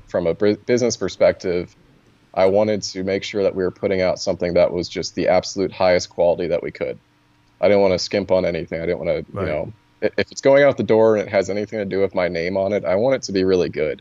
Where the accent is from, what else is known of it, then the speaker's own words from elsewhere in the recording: Virginia, United States; I'm from Virginia